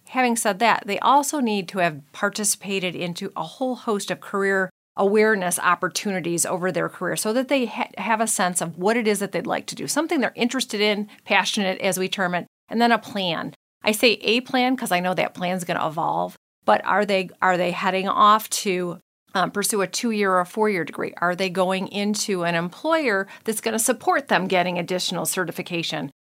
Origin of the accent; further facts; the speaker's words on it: United States; I was born in Saint Clair County, so, you know, hometown girl.